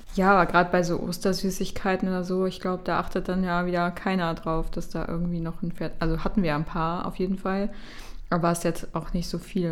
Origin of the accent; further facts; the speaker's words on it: Düsseldorf, North Rhine-Westphalia, Germany; wir kommen ja aus Düsseldorf